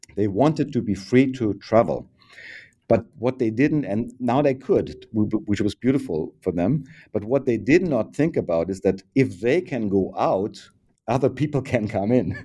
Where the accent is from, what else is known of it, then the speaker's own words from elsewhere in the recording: Bavaria, Germany; moved away as an adult; now in Berlin, Germany; born in Bavaria in 1968 and uh, uh, close to the river Danube